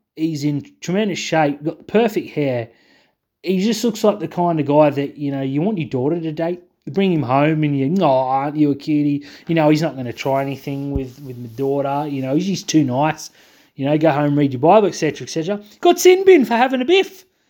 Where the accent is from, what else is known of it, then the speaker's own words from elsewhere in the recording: Australia; I'm too Australian.